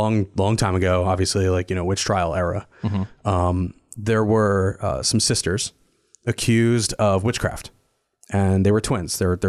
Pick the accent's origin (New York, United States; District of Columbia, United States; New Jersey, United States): New Jersey, United States; And this is a resort town that I grew up in New Jersey, around Big Lake.